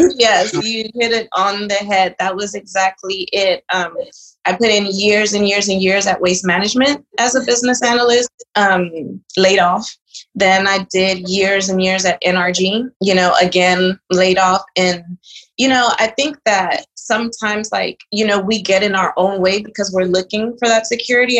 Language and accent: English; Charlotte Amalie, U.S. Virgin Islands; born or raised there; also born or lived in Dominican Republic; now in Houston, United States